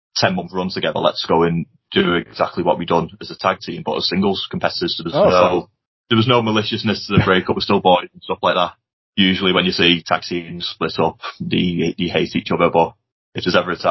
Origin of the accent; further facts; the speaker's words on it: St Helens, North West England, United Kingdom; we've got a show in St. Helens next month, which is my hometown